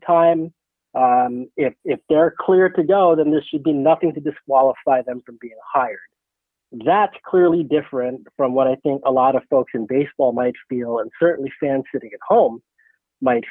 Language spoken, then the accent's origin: English; Pinole, California, United States; moved away as an adult; also born or lived in Nevada; now in New York, United States; I grew up in Pinole. So I went to Pinole Valley High School